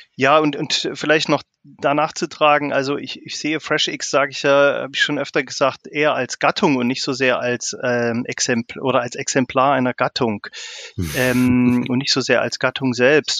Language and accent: German; Thuringia, Germany; also born or lived in Greifswald / Munich / South Africa; Also ich komme eigentlich aus Thüringen und bin auch hier sozialisiert.